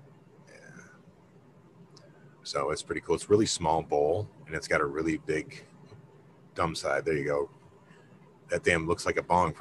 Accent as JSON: {"language": "English", "region": "Michigan", "country": "United States", "said": "We're the fucking people from Michigan."}